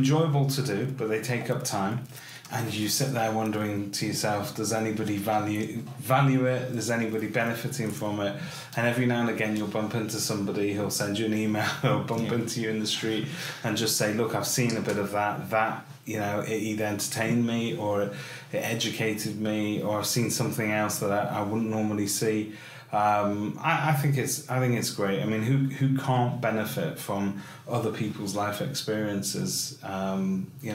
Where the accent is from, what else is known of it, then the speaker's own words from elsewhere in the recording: Salford, North West England, United Kingdom; also born or lived in North Manchester; I was born in Salford, so not far down the road from here at the moment, and I've worked and lived in sort of North Manchester all my life.